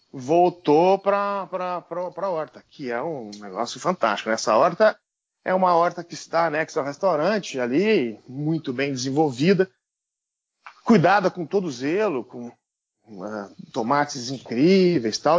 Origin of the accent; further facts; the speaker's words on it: Brazil; also born or lived in Basque Country, Spain; alguém como eu, brasileiro, que vem do interior